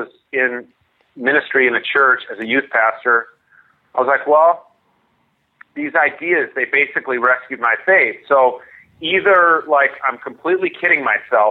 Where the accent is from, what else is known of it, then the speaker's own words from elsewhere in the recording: Minnesota, United States; also born or lived in New Hampshire / California; a big part of who I am is a Minnesotan. I grew up here. I currently live about two blocks from where I grew up.